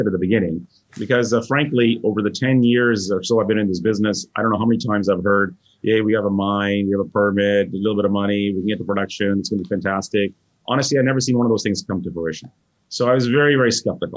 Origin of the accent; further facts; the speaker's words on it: India; I'm Indian